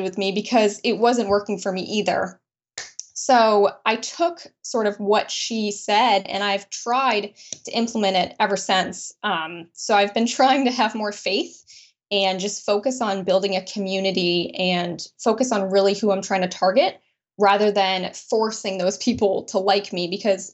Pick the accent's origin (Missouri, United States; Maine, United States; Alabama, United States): Maine, United States; Brunswick; I grew up in Brunswick, Maine, and to a small family